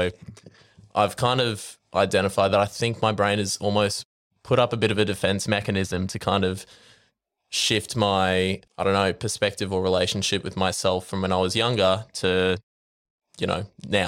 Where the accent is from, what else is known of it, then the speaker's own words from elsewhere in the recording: Brisbane, Queensland, Australia; Well, I grew up in Brisbane.